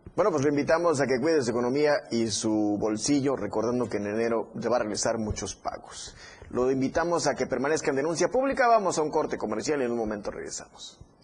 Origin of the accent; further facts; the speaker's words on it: Tuxtla Gutiérrez, Chiapas, Mexico; todos los que vivimos en Tuxla los que somos tuxlecos